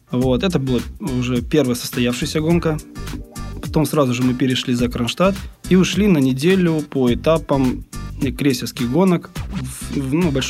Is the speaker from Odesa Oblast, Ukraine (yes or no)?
no; Crimea, Ukraine; Я, я сам э, родом из Крыма, да, и с детства гонялся Куба Крыма.